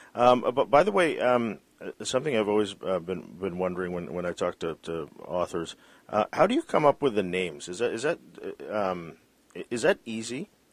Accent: British Columbia, Canada; as a British Columbian

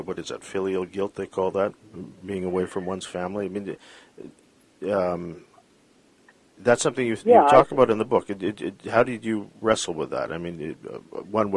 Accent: Philippines; I was raised as a Catholic, I mean, being Filipino

